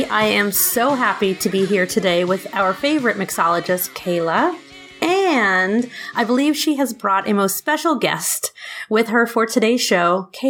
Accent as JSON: {"language": "English", "region": "New York", "country": "United States", "said": "I'm also a New Yorker originally. Mm-hmm. And us New Yorkers love our rye."}